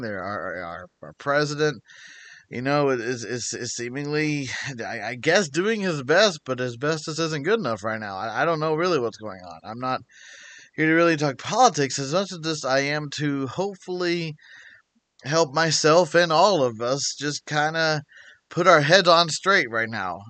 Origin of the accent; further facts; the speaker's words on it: United States; being an American